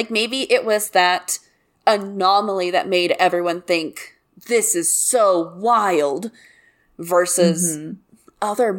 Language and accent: English; the Bible Belt, United States; I grew up in the Bible Belt where people are truly fucked up.